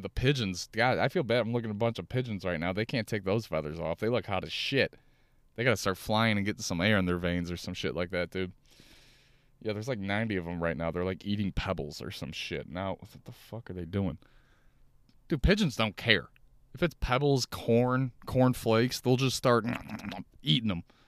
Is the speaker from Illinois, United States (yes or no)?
yes; Chicago, Illinois, United States; Chicago, Chicago, my hometown.